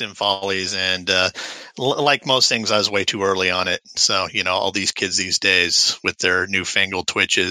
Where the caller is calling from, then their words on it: Redmond, Washington, United States; I am calling from the great Pacific Northwest out in Redmond.